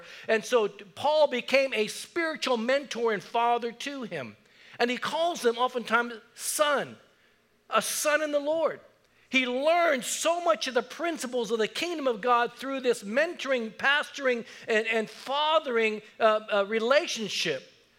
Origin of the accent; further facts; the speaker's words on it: Japan; born there; I was born in Japan. My mother was Japanese. My dad was from Texas. My stepdad was also from Texas. They were military.